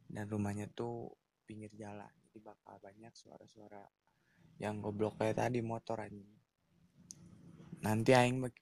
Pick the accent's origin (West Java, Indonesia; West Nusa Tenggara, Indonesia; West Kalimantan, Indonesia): West Java, Indonesia; Pangalengan; also born or lived in Garut; sakit ya benar uh, di masa uh, eh, dua tiga tahun di, di kecamatan Cikajang dan dibesarkan di kota Bandung bukan kota sih ini